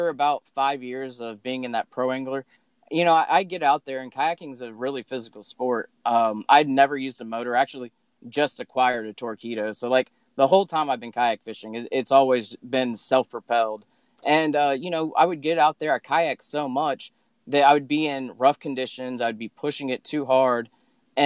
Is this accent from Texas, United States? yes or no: yes; Sugar Land, Texas, United States; also born or lived in Dallas, Texas; I was born in Dallas, Texas, raised in like outside of Sugarland, between Sugarland and Richmond Rosenberg, and I lived there till I was 16.